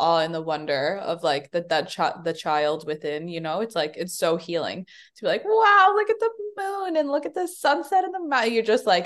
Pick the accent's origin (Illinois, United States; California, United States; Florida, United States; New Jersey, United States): Illinois, United States; Chicago; I was born in the South Side of Chicago